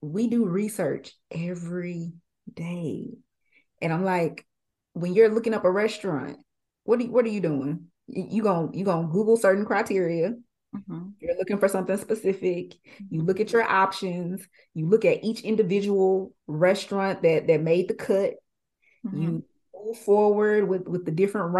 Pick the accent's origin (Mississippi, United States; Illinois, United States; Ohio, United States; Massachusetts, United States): Mississippi, United States; Jackson; I'm from Jackson